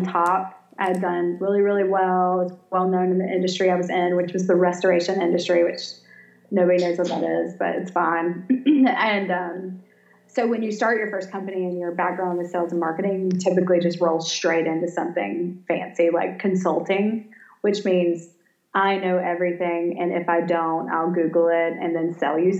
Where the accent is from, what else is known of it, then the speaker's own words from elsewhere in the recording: Savannah, Georgia, United States; moved away as an adult; also born or lived in Birmingham, Alabama; now in Coleman, Alabama, United States; I'm from Savannah, born and raised